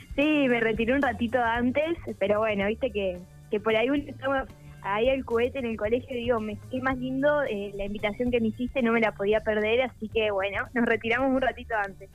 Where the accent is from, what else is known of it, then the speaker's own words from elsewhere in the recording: Parera, La Pampa, Argentina; Parera es un pueblito al norte de La Pampa de, de 3.000 habitantes